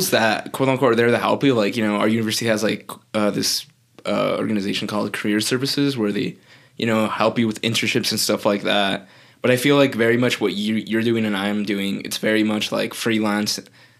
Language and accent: English; New Mexico, United States; I'm from New Mexico.